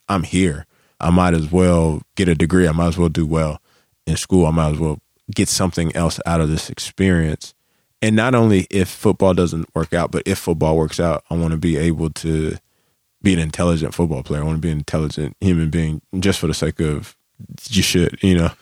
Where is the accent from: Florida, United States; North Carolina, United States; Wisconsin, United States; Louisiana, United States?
North Carolina, United States; Charlotte; I'm from Charlotte